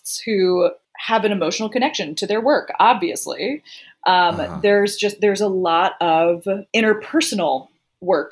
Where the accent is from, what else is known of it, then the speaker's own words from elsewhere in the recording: Greenville, South Carolina, United States; moved away; my hometown in Greenville, South Carolina